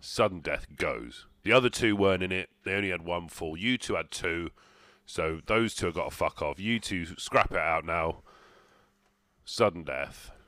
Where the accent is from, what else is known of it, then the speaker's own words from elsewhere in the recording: England, United Kingdom; we're English